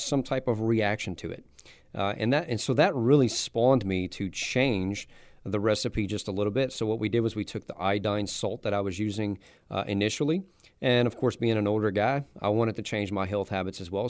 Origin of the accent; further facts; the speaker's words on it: South Louisiana, United States; I'm from South Louisiana